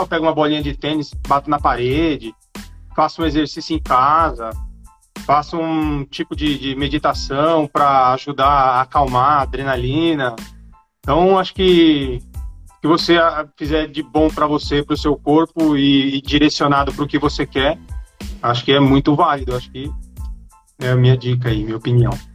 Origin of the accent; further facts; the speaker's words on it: São Paulo, Brazil; moved away; also born or lived in São Bernardo do Campo; Eu nasci aqui em São Paulo. Tô morando até perto de onde eu nasci